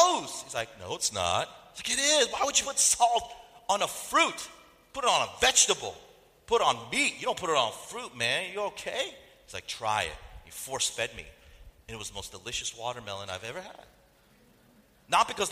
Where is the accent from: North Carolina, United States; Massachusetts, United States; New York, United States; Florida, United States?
North Carolina, United States; I grew up in North Carolina, and in that culture, it's a very food-oriented culture